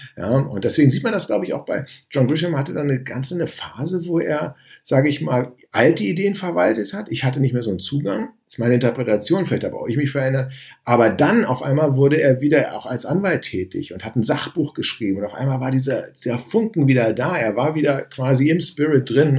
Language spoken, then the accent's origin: German; Berlin, Germany; ich komme aus Berlin